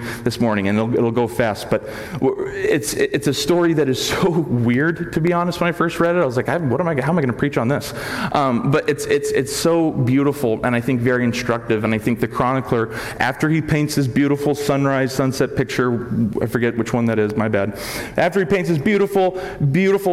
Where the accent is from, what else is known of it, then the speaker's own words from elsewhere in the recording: United States; moved away as an adult; also born or lived in Los Angeles; I grew up in Lake Tahoe